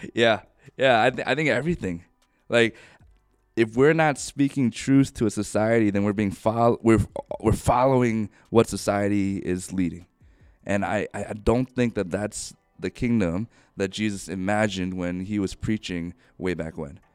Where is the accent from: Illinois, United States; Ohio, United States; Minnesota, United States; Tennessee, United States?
Ohio, United States; moved away as an adult; also born or lived in New York; now in Bothell, United States; I grew up in Ohio